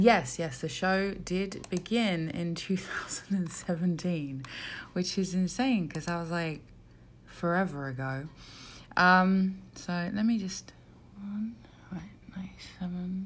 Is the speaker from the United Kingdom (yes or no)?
yes; South of England, United Kingdom; I'm from the South.